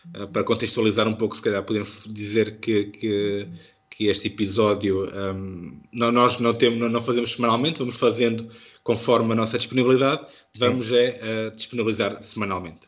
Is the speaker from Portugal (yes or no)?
yes; Beira, Centro, Portugal; accent: Beirã; a minha pronúncia beirã